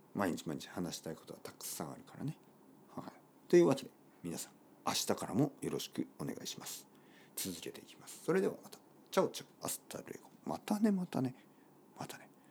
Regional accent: Kyushu, Oita, Japan; moved away as an adult; also born or lived in Tokyo / London / Barcelona; 僕の出身は九州の大分県たくさんの温泉が出ています

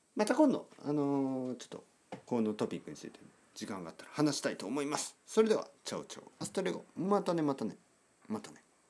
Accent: Oita, Japan; moved away as an adult; now in Tokyo, Japan; ここで生まれ育って

